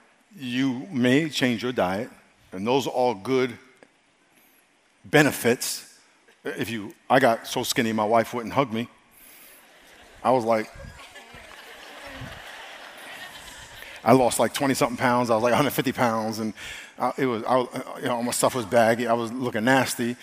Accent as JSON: {"language": "English", "country": "United States", "said": "I'm American"}